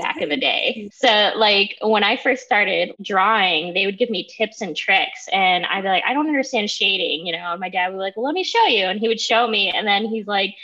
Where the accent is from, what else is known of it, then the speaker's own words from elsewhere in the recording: Toledo, Ohio, United States; also born or lived in Holland, Ohio; I'm from the Toledo area. I actually grew up in Springfield Township, and I lived in a little place like that was Holland.